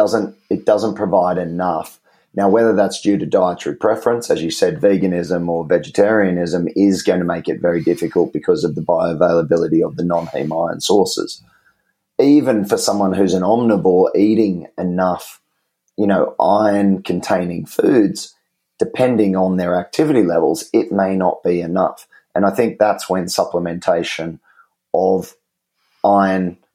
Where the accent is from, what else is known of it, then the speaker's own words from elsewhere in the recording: Australia; I'm not a kiwi. I'm an Aussie